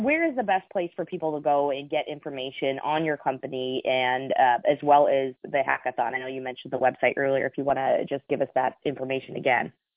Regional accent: United States; I'm an American.

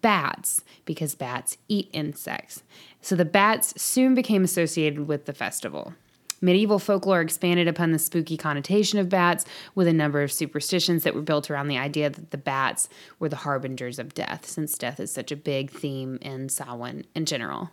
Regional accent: the South, United States; we grew up in the South

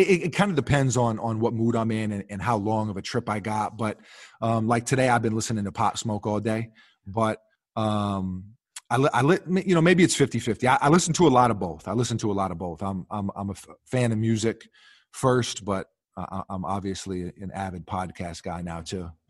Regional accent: New York City, New York, United States; growing up in New York City

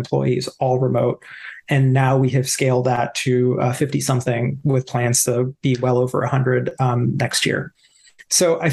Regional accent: East Coast, United States; now in New York, United States; growing up on the East Coast

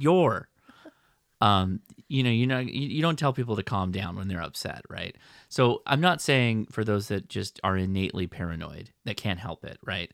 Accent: United States; me as an American

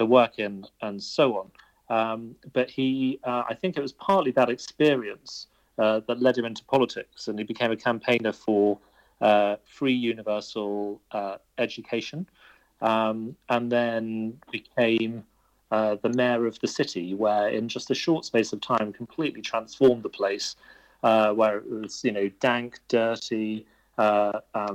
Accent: Birmingham, West Midlands, United Kingdom; I grew up in Tile Cross, which is just near Marston Green and Shard End.

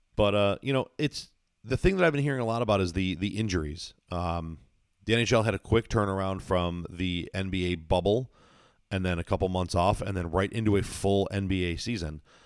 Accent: Buffalo, New York, United States; born or raised there

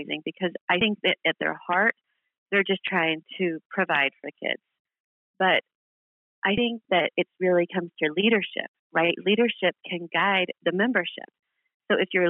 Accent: Kentucky, United States; moved away as an adult; also born or lived in Queens, New York; now in Long Island, United States; I am originally from Kentucky. I moved to New York in my early 20s

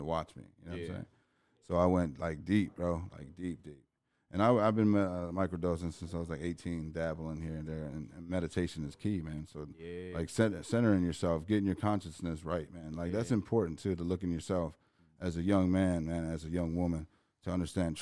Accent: East Chicago, Indiana, United States; I grew up in East Chicago.

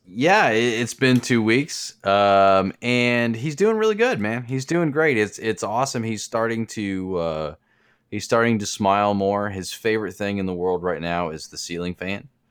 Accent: Kansas City, Missouri, United States; I was born in Kansas City

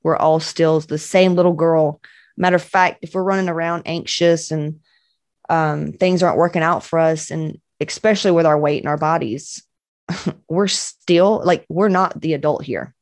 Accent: Cedartown, Georgia, United States; also born or lived in Cobb County, Georgia; I'm from West Georgia, baby

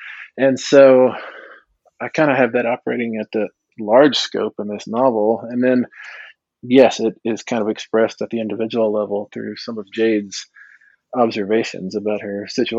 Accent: Texas, United States; And I was growing up in Texas mostly. And so I was always the only Indian in school.

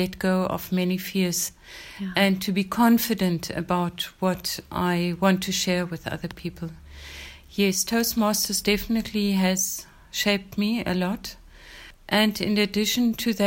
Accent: Windhoek, Khomas, Namibia; also born or lived in Germany / Swakopmund; I was born in Namibia, then it was Southwest Africa. I've been schooled in Windhoek in Germany and again in Windhoek

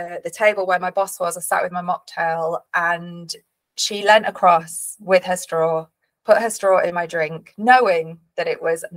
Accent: Leeds, Yorkshire and the Humber, United Kingdom; I am from Leeds originally. I grew up in Leeds, surrounded by an incredible family

